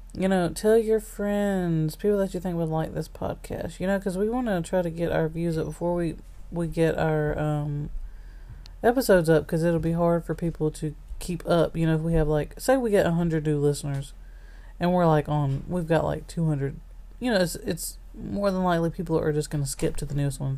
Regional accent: Alabama, United States; we're from Alabama

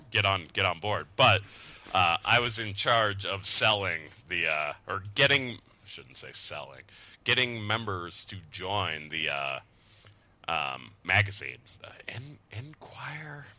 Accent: Lehi, Utah, United States; moved away as an adult; also born or lived in Salt Lake City, Utah / San Diego, California; Growing up in Utah and growing up in that situation

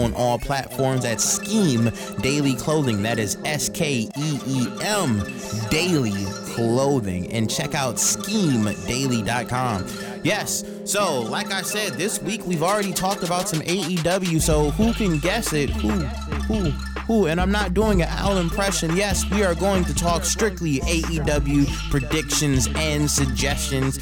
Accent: Cleveland, Ohio, United States; moved away; also born or lived in California; my hometown of Cleveland, Ohio

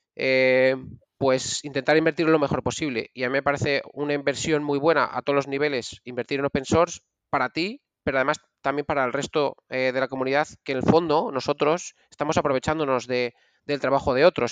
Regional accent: Valladolid, Castile and León, Spain; es donde yo soy de Valladolid

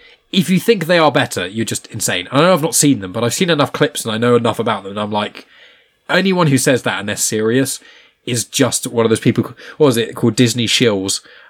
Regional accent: Scotland, United Kingdom; Fucking shite being Scottish.

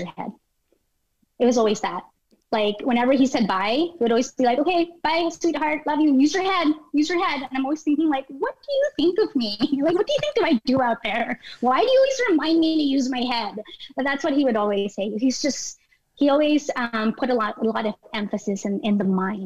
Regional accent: Philippines; moved away; me growing up in the Philippines

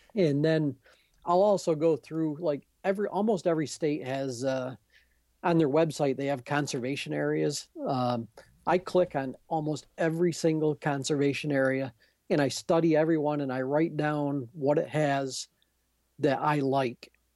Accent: Adirondacks, New York, United States; I'm from the Adirondacks

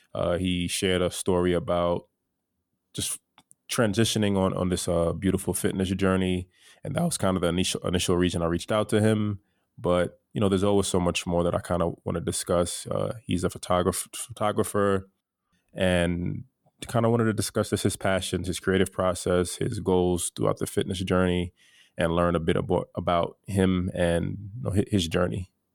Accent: United States; my family comes from Haiti. I'm first generation American. And although I was born here

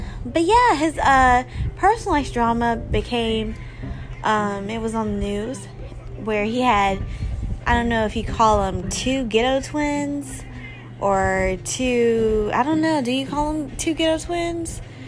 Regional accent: Charlotte, North Carolina, United States; So, you know, all you guys, you know, I'm from Charlotte.

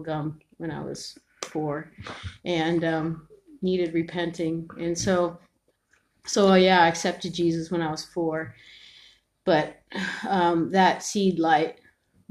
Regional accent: Ontario, Canada; also born or lived in San Francisco, United States / northern British Columbia, Canada; we immigrated to Canada when I was 3.

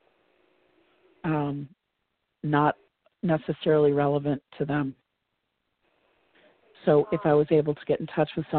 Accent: Oswego, New York, United States; my hometown, Oswego, New York

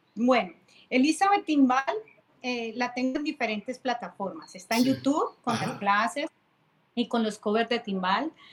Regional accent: Cali, Valle del Cauca, Colombia; now in Tampa, United States; soy de Cali, pero vivo en Tampa

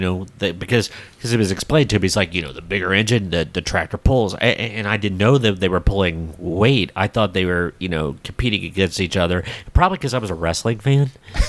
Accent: United States; Okay, I grew up in Brown County, but let's face it, I'm pretty suburban.

